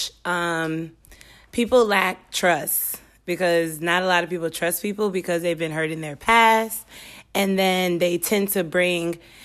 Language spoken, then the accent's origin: English; Apopka, Florida, United States; I'm born and raised in Apopka, Florida